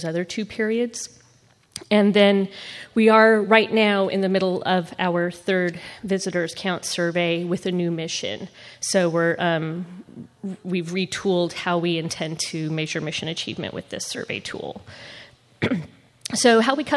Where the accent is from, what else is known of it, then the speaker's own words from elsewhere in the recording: Nebraska, United States; now in Memphis, United States; I'm from Nebraska originally